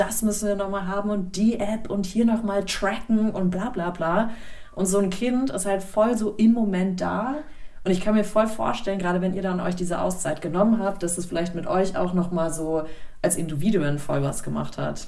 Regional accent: Germany

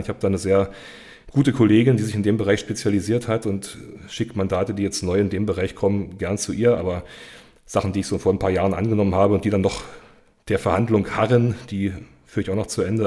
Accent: Cottbus, Brandenburg, Germany; moved away as an adult; also born or lived in Berlin / Franconia / Saxony-Anhalt / Mecklenburg-Vorpommern; komme aus Cottbus, auch gebürtig aus Cottbus

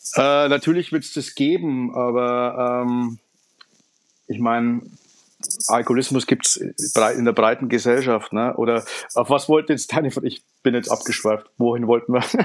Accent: Upper Palatinate, Bavaria, Germany; moved away as an adult; also born or lived in Franconia; now in Nuremberg, Germany; bin gebürtiger Niederbayer, aufgewachsen in Oberpfalz, studiert in Franken und bin jetzt auch in Nürnberg gelandet

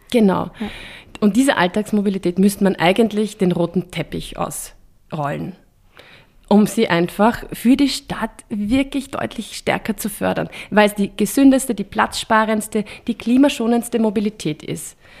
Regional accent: Vienna, Austria; bei uns in Wien

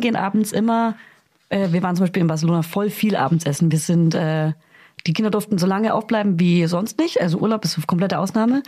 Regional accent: Hof, Bavaria, Germany; moved away; Ich komme ja aus Hof, also bisschen aus dem Umland.

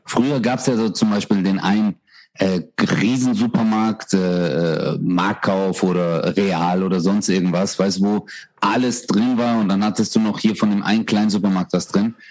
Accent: Stuttgart, Baden-Württemberg, Germany; bei uns in Stuttgart

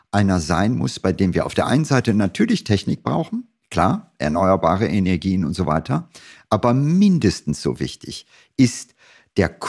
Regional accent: Germany; Es ist so, dass wir als Deutsche immer stolz sind und sagen, wir sind, keine Ahnung, Exportweltmeister.

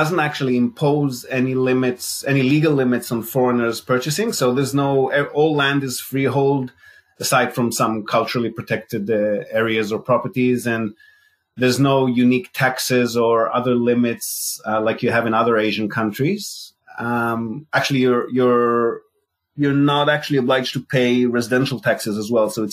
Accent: Israel; moved away as an adult; also born or lived in Australia; now in Japan; I'm Israeli, born and bred in Israel

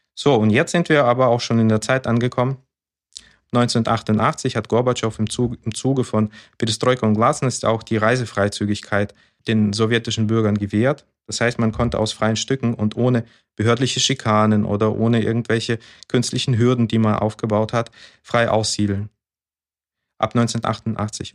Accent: Temirtau, Karaganda Region, Kazakhstan; now in Germany; in meiner Geburtsstadt in Zimirtau

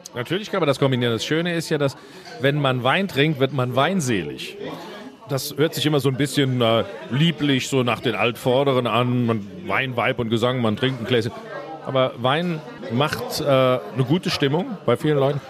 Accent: Leiwen, Rhineland-Palatinate, Germany; in Leyven, meinem Heimatort

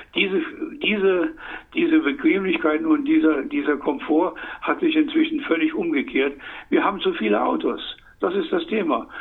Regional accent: Saarland, Germany; Ich komme aus dem Saarland

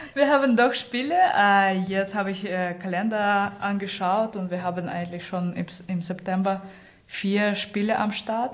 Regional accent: Saint Petersburg, Russia; German is a second language; moved away as an adult; also born or lived in Rostock, Germany; now in Hamburg, Germany; ich komme aus St. Petersburg, bin mit 18 nach Deutschland.

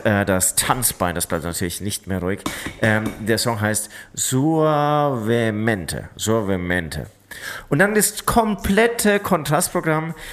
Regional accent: Munich, Bavaria, Germany; ich komme auch aus München, habe irgendwie den ganzen Herbst irgendwie nur Oktoberfest aus jeder Ecke gehört.

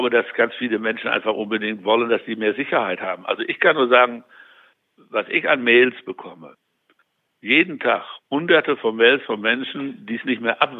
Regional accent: North Rhine-Westphalia, Germany; Also ich würde mal so sagen, als Westfale würde ich, ja, wenn ich sowas in der Nachbarschaft organisieren würde, fände ich gegen Bier nicht so viel einzuwenden

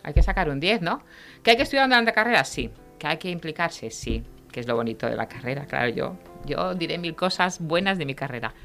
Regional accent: Reus, Catalonia, Spain; yo soy de Reus, ¿Sí? Eh, eh estudié, siempre he estado en Reus

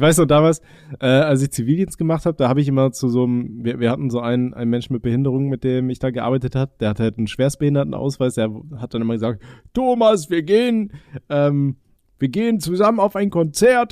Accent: Aachen, North Rhine-Westphalia, Germany; ich komme ja gebürtig aus Aachen

